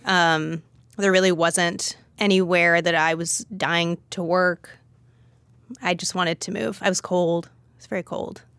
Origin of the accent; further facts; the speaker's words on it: Los Angeles, California, United States; moved away as an adult; also born or lived in Berkeley / San Francisco; I'm from Los Angeles, and I'd been wanting to go back.